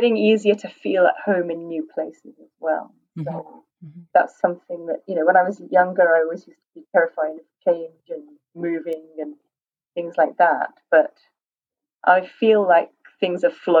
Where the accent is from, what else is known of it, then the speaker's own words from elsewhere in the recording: United Kingdom; moved away; also born or lived in Mexico; British culture, I think, you know, it's my main sort of culture in terms of growing up. I most strongly identify, I think, with being British in that sense